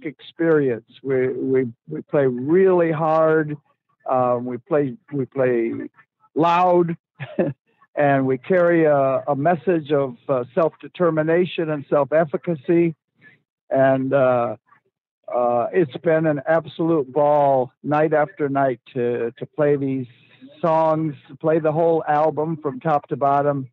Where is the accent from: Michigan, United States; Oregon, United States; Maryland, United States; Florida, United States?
Michigan, United States; Detroit; I grew up in Detroit